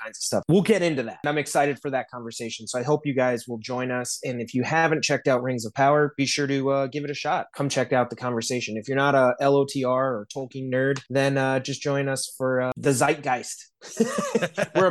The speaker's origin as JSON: {"language": "English", "town": "South Bend", "region": "Indiana", "country": "United States", "moved": "yes", "lives_now": "Los Angeles, United States", "said": "I'm in LA, but I'm from South Bend."}